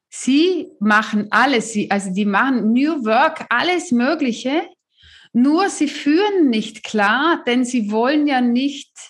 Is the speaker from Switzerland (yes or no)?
no; South Africa; der Mann aus meinem, äh, äh aus meinem Heimatland